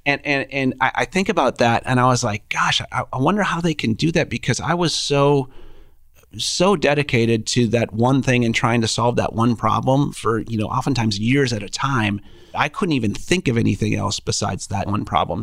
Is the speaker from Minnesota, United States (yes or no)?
yes; Minnesota, United States; moved away as an adult; now in Kansas City, United States; We're both from Minnesota.